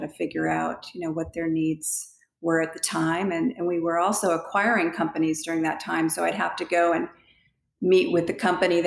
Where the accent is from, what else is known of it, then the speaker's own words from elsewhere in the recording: New Hampshire, United States; moved away; I grew up in New Hampshire, East Coast